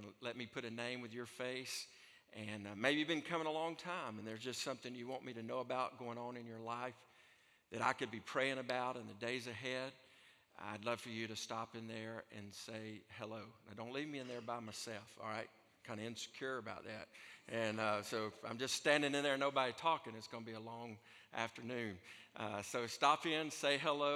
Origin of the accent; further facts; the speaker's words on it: Alabama, United States; I'm from Alabama